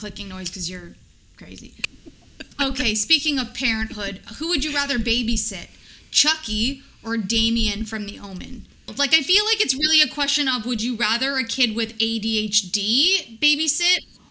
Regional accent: Hamilton, Ontario, Canada; I grew up in the East End of Hamilton

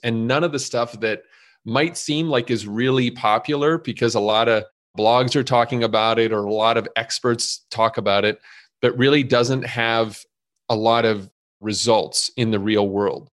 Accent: Montreal, Quebec, Canada; moved away as an adult; now in Chicago, United States; You might hear a little bit of an accent 'cause I was originally born and raised in Montreal, and I came to Chicago at twenty-one years old

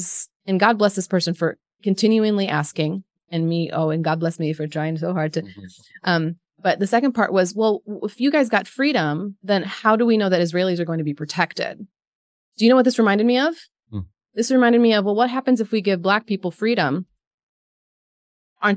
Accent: Palestine; I'm Palestinian

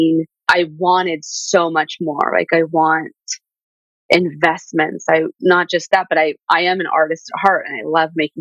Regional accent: Southern California, United States; growing up in Southern California

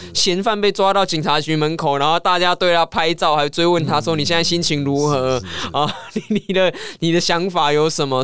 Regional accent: Taiwan; 这样子的司法是不是我们台湾人民想要？

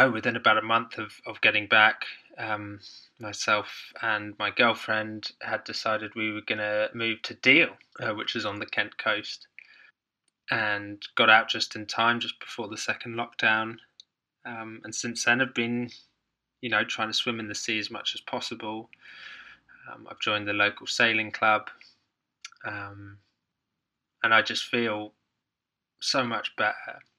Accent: Hong Kong; also born or lived in Ireland; grew, growing up in Hong Kong uh, which is obviously a small island there was we spent lots of time on boat trips

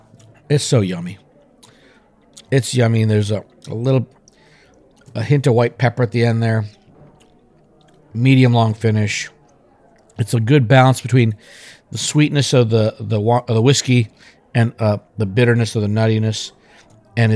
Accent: India; moved away; I'm from India

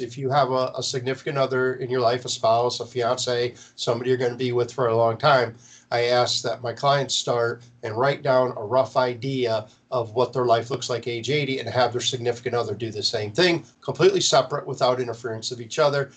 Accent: Marlette, Michigan, United States; now in Florida, United States; my hometown

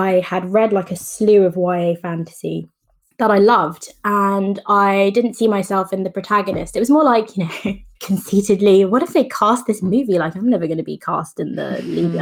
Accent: England, United Kingdom; I've grown up in England, so there's a healthy amount of skepticism towards most things, but I'm also Jamaican.

